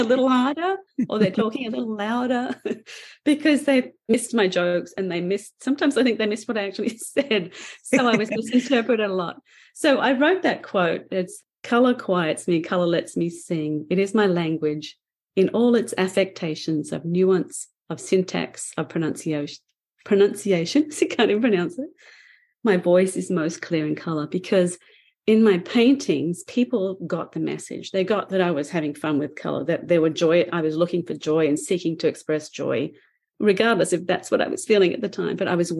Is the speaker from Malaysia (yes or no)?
no; Australia; accent: Australian; now in Canada; So I've been here for 33 years in Canada now. So my accent does not belong to Australia, and it doesn't belong in Canada